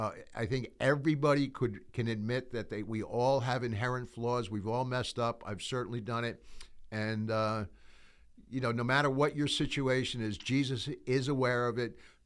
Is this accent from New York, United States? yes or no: yes; New York, United States; You know, sometimes people will say, bottom line me. I'm from New York. So, you know, that's really like cut to the chase.